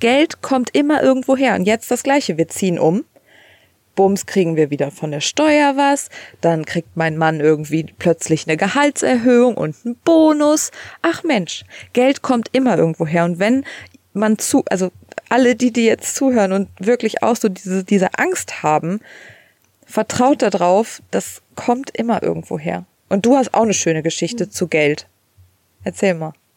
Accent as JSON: {"language": "German", "country": "Germany", "moved": "as an adult", "lives_now": "United States", "said": "wir als Deutsche"}